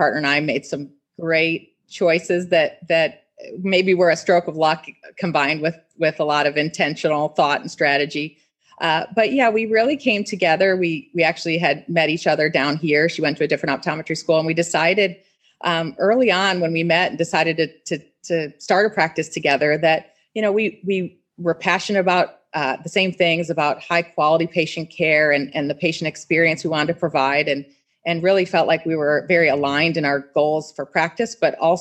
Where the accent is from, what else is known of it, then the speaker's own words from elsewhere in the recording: Cleveland, Ohio, United States; moved away as an adult; also born or lived in Columbus, Ohio; now in Orlando, United States; I was from Cleveland